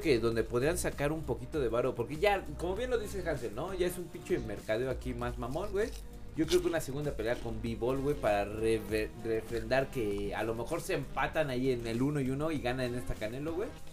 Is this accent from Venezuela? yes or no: no; Mexico